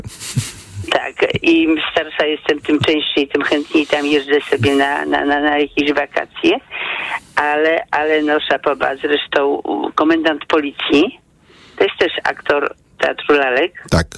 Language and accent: Polish; Podlaskie Voivodeship, Poland; now in Warsaw, Poland; ja się wychowałam na, na Podlasiu